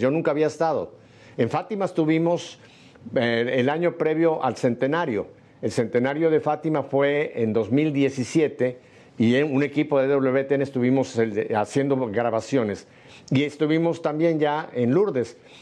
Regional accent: Mexico; México, en mi país

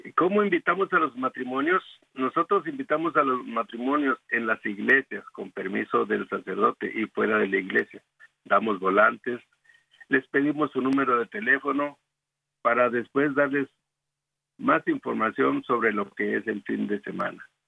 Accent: Guadalupe Victoria, Durango, Mexico; moved away as an adult; also born or lived in El Paso, Texas; now in Dallas, United States; Nosotros somos originarios de Guadalupe Victoria Durango. Allá nos conocimos en un coro

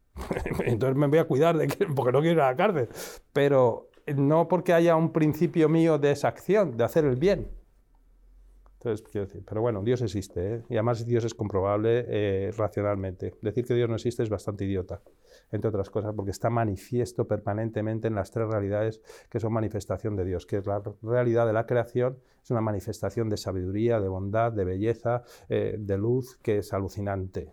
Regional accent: Madrid, Community of Madrid, Spain; moved away; soy nacido en España, en, Madrid

